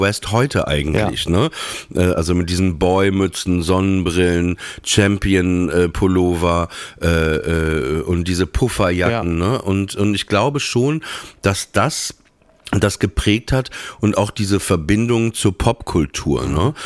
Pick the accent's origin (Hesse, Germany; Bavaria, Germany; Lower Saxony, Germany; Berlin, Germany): Lower Saxony, Germany; Papenburg; bei uns war das so in Papenburg, wir, wir hatten ja diesen langen Kanal